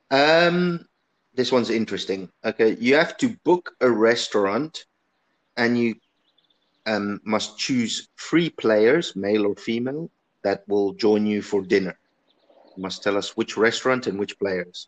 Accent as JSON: {"language": "English", "country": "Italy", "tie": "born or raised there", "moved": "yes", "lives_now": "South Africa", "said": "I grew up in Italy"}